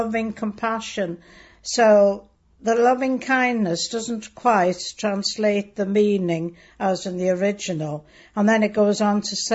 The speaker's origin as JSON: {"language": "English", "region": "Wales", "country": "United Kingdom", "tie": "born or raised there", "first_language": "Welsh", "second_language": "English", "said": "Yes, I was, yes. I couldn't speak English till I went to school when I was nearly five."}